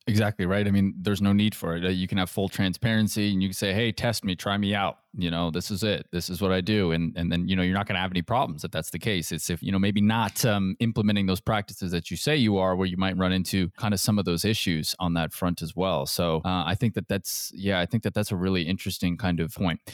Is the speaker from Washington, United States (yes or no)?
yes; Seattle, Washington, United States; moved away; I'm from the Seattle area